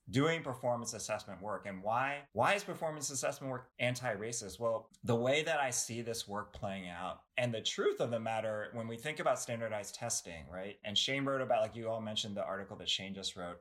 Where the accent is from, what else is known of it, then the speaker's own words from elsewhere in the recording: United States; I'm not Chinese American, I'm Korean American